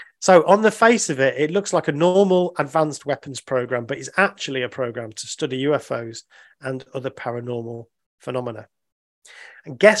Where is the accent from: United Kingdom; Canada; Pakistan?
United Kingdom; I'm a Brit